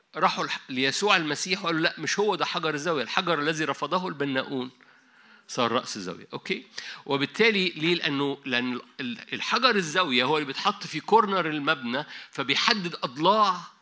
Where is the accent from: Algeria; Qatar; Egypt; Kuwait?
Egypt; عندنا في مصر